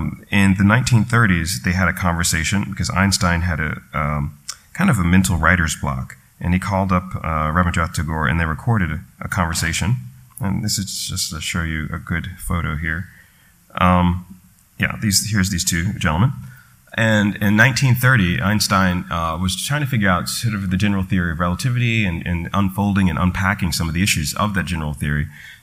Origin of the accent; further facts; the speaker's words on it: New York, United States; They would come up to me and start speaking in Hindi, and I was like, no, New York, you know, sorry.